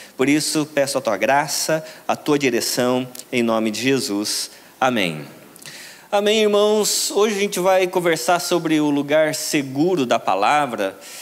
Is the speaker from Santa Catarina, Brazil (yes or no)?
no; São Paulo, Brazil; Eu vim de São Paulo para cá com a expectativa de ver o sol da Bahia